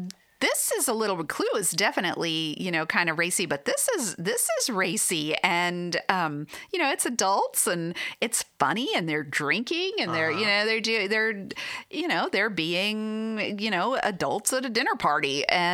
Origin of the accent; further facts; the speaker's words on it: Arizona, United States; From Arizona. Sunshine.